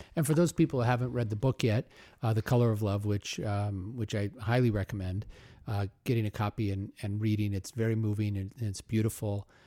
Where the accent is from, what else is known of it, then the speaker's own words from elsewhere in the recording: Omaha, Nebraska, United States; I grew up in Omaha, so fellow Midwesterner